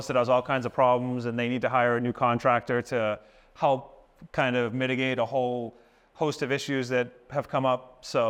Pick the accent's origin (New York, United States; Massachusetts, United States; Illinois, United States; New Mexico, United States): Massachusetts, United States; Boston; also born or lived in South Florida; we're both from Massachusetts, the Boston area, and we both have a history in the construction trade.